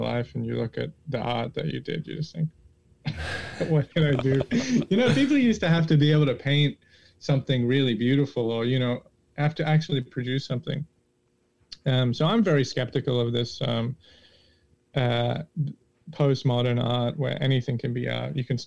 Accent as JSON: {"language": "English", "country": "Australia", "said": "I'm Australian"}